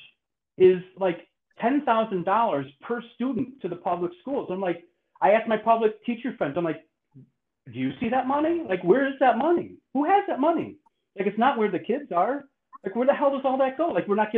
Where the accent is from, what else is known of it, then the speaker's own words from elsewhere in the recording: Chicago, Illinois, United States; moved away; also born or lived in San Antonio; I grew up in Chicago, so south side of Chicago